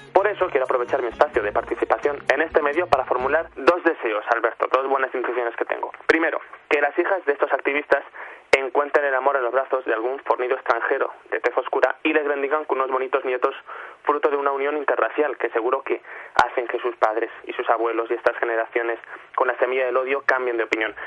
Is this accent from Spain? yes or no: yes; Spain; somos morenos en España